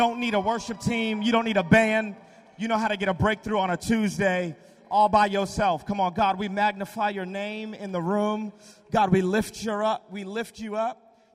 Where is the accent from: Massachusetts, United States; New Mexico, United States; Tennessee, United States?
Massachusetts, United States; Boston; moved away as an adult; now in North Carolina, United States; I'm originally from Boston, Massachusetts, so I'm from up north.